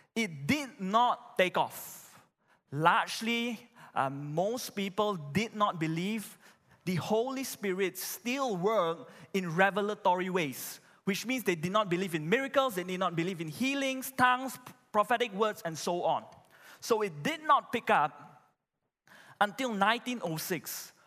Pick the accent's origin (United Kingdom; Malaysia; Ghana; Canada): Malaysia; I'm a Malaysian